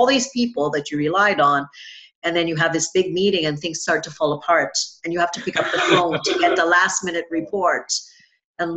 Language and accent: English; Trinidad & Tobago; I grew up in Trinidad and Tobago